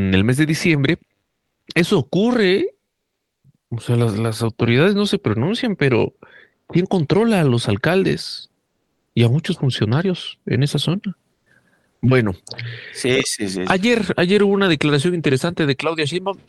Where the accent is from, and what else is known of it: Mexico